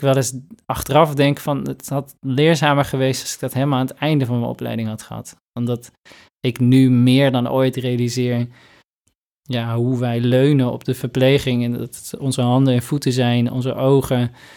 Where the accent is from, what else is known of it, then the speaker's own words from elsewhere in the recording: Northeast Groningen, Netherlands; ik kom zelf uit Noordoost-Groningen